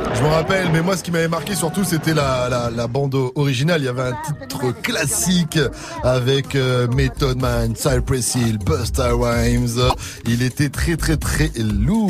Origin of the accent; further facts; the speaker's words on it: Martinique; j'ai dit que je venais des West Indies